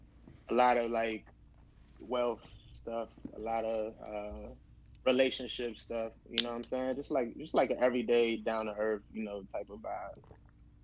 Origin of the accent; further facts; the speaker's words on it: Prince George's County, Maryland, United States; also born or lived in Brooklyn, New York; Prince George's County, Maryland, right outside of D.C.